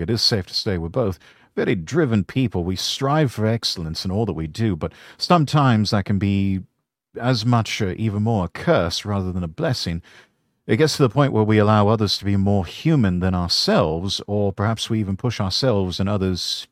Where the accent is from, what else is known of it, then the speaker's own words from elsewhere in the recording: United Kingdom; I'm a Brit